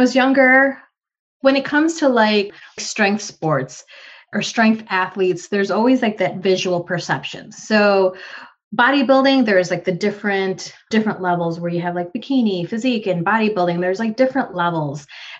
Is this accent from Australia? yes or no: no; Philippines; And I'm sorry, for me being a Filipino woman, I love my Filipino food. I love rice.